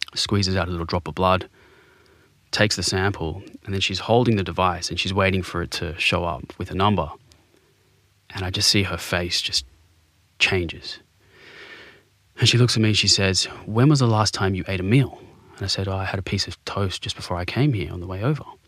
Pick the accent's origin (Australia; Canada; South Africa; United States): Australia; Sydney, New South Wales; I grew up in Bondi